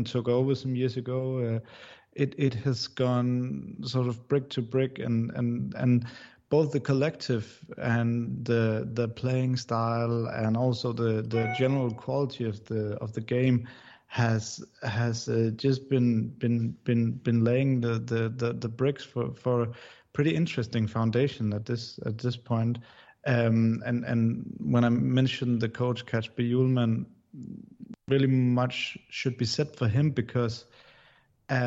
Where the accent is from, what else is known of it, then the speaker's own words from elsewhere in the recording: Denmark; I'm from Denmark, so I started in journalism at a pretty young age